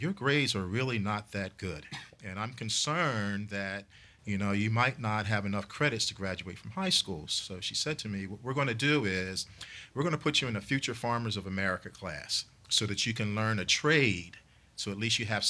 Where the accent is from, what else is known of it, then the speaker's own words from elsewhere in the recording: New Jersey, United States; I grew up in South Jersey